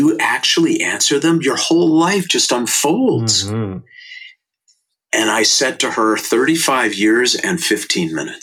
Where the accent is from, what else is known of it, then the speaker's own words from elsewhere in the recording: St. Louis Park, Minnesota, United States; I was born in 1960 in St. Louis Park, Minnesota, and I went to Aquila Elementary School